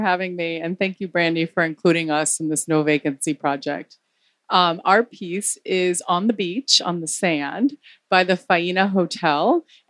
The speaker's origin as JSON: {"language": "English", "town": "Miami", "region": "Florida", "country": "United States", "tie": "born or raised there", "said": "We're Cuban Americans. We were raised in Miami"}